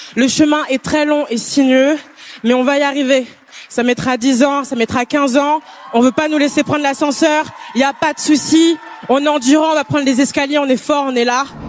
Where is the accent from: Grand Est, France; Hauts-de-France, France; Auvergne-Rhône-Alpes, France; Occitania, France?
Hauts-de-France, France; Pont-Sainte-Maxence; also born or lived in Aisne / Canada; J'ai grandi, euh, j'ai grandi en, Picardie